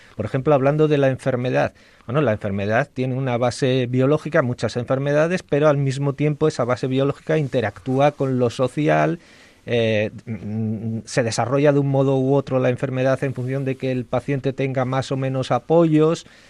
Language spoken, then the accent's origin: Spanish; León, Castile and León, Spain; yo soy leonés